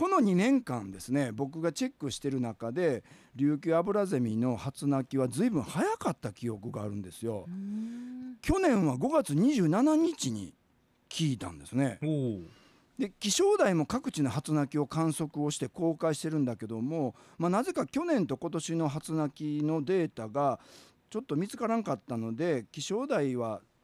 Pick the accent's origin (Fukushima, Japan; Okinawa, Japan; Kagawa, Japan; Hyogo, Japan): Hyogo, Japan; Kobe; 僕は神戸生まれ、神戸育ちで